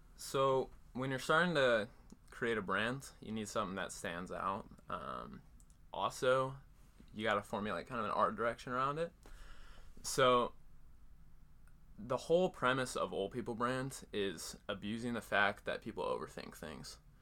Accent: Cedar Falls, Iowa, United States; I grew up in Iowa, Cedar Falls, still live there right now.

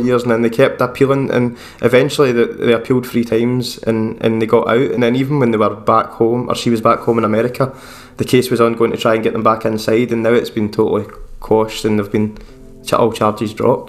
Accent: Scotland, United Kingdom; I'm just a wee Scottish guy

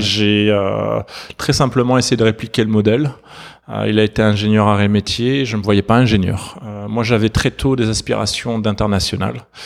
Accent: between Montpellier and Valence, south of France, France; j'ai grandi dans le sud de la France. entre Montpellier et Valence.

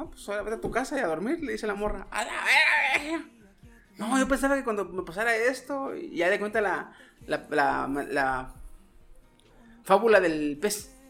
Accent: Mexico; Como, buen mexicano

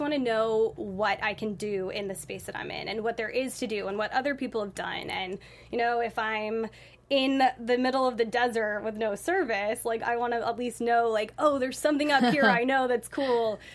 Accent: Santa Barbara, California, United States; moved away as an adult; also born or lived in London / Boston; now in Los Angeles, United States; I'm from Santa Barbara

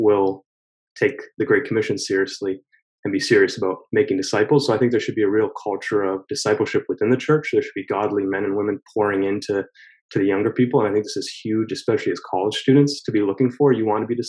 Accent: Toronto, Ontario, Canada; moved away as an adult; now in Boston, United States; I'm actually from Toronto, Canada, and I came here to play basketball.

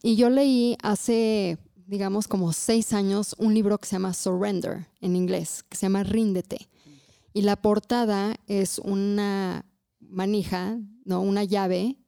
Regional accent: Mexico; como buena también católica mexicana que crecí en este país, también tenía muchos tabús.

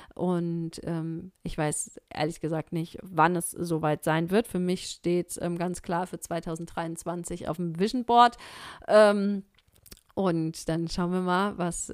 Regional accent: Germany; hier bei uns in Deutschland

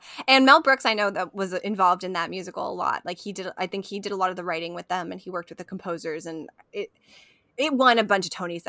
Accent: Scotland, United Kingdom; As a Scottish pagan, I do love this movie

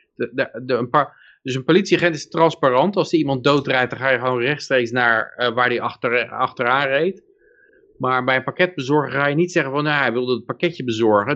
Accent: Netherlands

